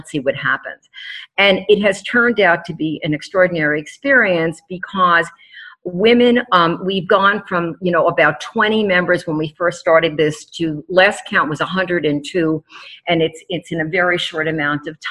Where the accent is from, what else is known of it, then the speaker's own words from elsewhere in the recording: New York City, New York, United States; moved away; New York City, my hometown